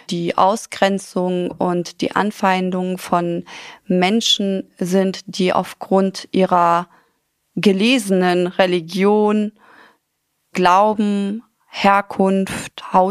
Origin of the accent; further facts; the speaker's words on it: Afghanistan; born there; Mein Lieblingsgericht heißt Palau mhm. und ist aus Afghanistan. Ich bin gebürtig aus Afghanistan. Meine Mutter ist Pakistanin, mein Vater ist Afghane